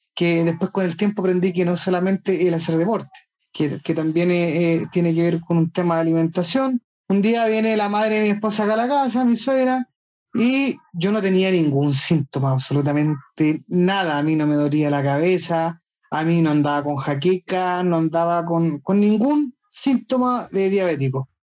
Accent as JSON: {"language": "Spanish", "country": "Chile", "said": "soy chileno, casado"}